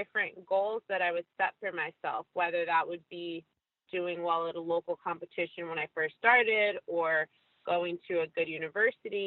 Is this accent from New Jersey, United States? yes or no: yes; Maplewood, New Jersey, United States; I grew up in Maplewood my whole life